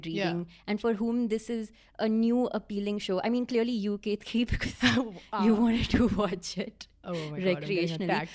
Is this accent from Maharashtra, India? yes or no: yes; Pune, Maharashtra, India; I'm from Pune